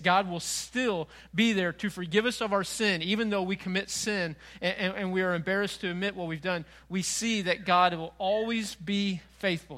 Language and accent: English; Frank Clay, Missouri, United States; moved away as an adult; also born or lived in North Carolina; I grew up in Frank Clay.